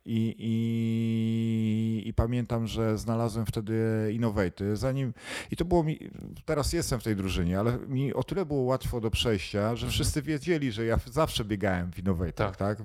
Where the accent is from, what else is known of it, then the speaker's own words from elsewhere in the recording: Kościerzyna, Pomeranian Voivodeship, Poland; pochodzę z Kościerzyny